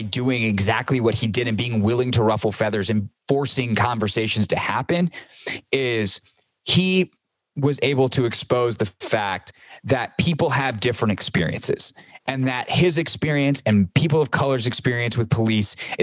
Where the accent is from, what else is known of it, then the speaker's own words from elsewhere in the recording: Greenville, South Carolina, United States; moved away; I grew up in the South. I grew up as a white man in Greenville, South Carolina